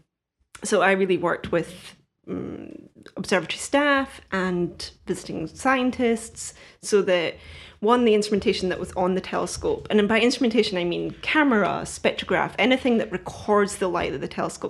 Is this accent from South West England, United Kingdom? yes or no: no; Scottish Borders, Scotland, United Kingdom; moved away as an adult; also born or lived in Arizona; now in Toledo, United States; I am originally Scottish. I grew up in the what's called Scottish Borders, rural part of Scotland, about 30 miles outside of Edinburgh.